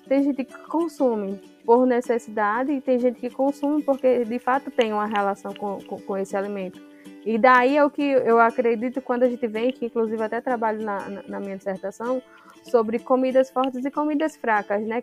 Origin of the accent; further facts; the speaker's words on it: Potiguara territory, Paraíba, Brazil; nós, enquanto potiguara